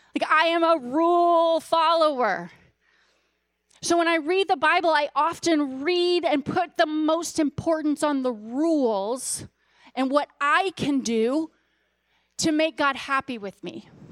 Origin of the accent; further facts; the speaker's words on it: Louisiana, United States; I was born in Louisiana